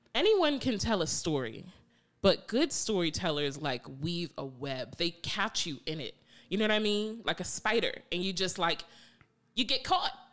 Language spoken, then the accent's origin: English; New York, United States; moved away; also born or lived in Randallstown, Maryland; growing up in New York